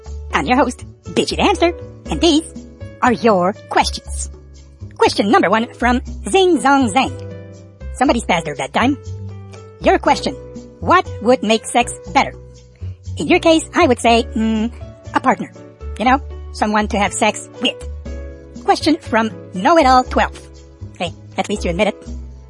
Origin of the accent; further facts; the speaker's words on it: Canada; FCC is an American thing. I'm Canadian.